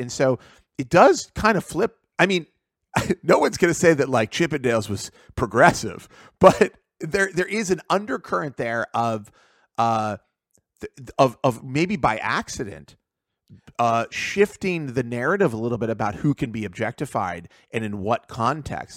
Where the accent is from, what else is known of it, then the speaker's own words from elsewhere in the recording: Pittsburgh, Pennsylvania, United States; I grew up in Pittsburgh